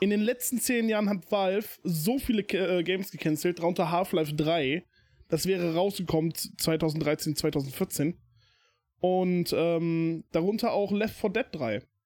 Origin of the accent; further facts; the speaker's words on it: Germany; hier bei uns in Deutschland